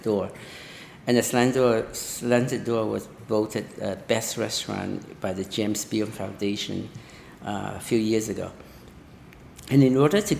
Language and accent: English; Vietnam; now in New York City, United States; I came from Vietnam after the communists took over